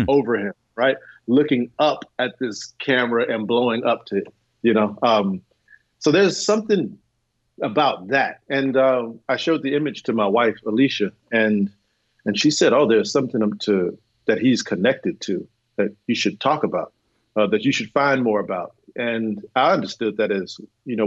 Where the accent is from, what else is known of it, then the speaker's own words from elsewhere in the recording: Houston, Texas, United States; moved away; also born or lived in New York; I grew up in Houston, Texas with my parents